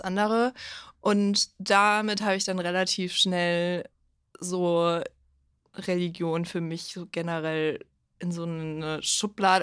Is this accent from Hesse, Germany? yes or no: no; Bavaria, Germany; Ich komme aus Bayern